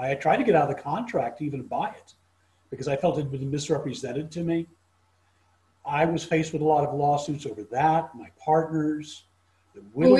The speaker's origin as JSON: {"language": "English", "town": "Cape Town", "region": "Western Cape", "country": "South Africa", "tie": "born or raised there", "also_born_or_lived": "London, United Kingdom", "said": "So when I was about 2 years old, my family became some of the very earliest Jewish settlers of South Africa in Cape Town. And so that's where I was raised."}